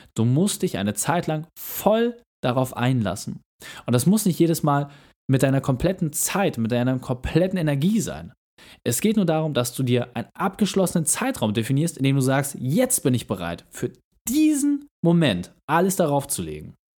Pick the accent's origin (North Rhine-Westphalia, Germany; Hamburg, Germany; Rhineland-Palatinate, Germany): Hamburg, Germany; als Hamburger